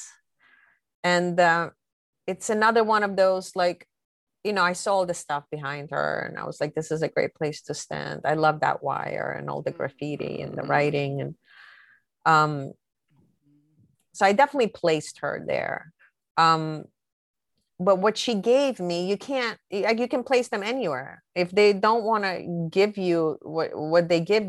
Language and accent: English; New York City, New York, United States; a dear friend that I grew up with in Brooklyn